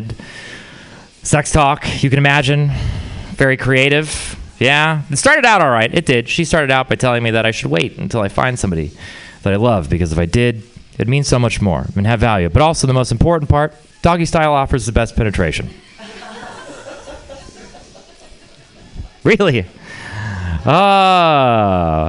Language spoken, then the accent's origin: English; Texas, United States; I'm from Texas. Yeah, it is a place. We're very proud of it. Just ask any Texan. But the thing about Texas is it's also a weird place to grow up